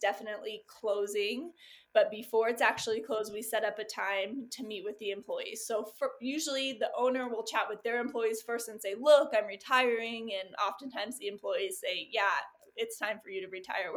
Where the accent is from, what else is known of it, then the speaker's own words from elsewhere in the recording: Los Angeles, California, United States; moved away as an adult; also born or lived in Texas / San Diego; I'm from Southern California in the Los Angeles area